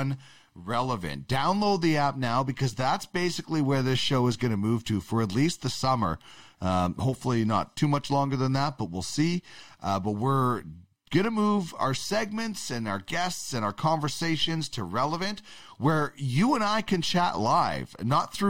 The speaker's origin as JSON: {"language": "English", "region": "Manitoba", "country": "Canada", "said": "I'm from Manitoba"}